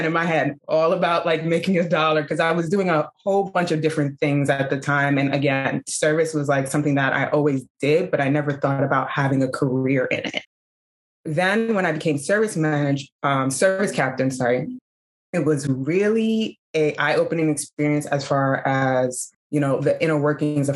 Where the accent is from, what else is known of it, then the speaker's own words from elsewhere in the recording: New York City, New York, United States; moved away as an adult; also born or lived in Bronx / Harlem; now in Los Angeles, United States; I'm originally a New Yorker, native New Yorker